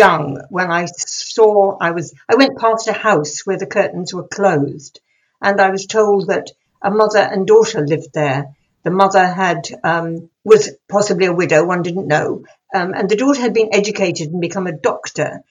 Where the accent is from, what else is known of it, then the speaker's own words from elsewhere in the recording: England, United Kingdom; being English